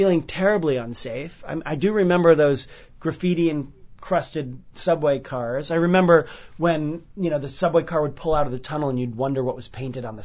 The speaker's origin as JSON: {"language": "English", "region": "New York", "country": "United States", "tie": "born or raised there"}